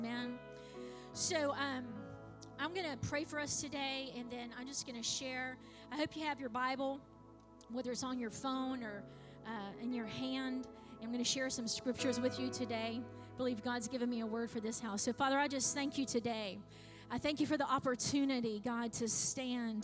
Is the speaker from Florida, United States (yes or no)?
yes; Clewiston, Florida, United States; I was born in Clewiston Hospital